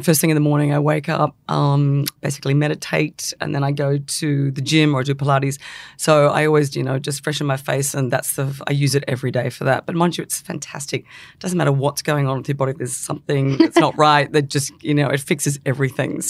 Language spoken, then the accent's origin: English; England, United Kingdom; born there; I was born in England, not that it means anything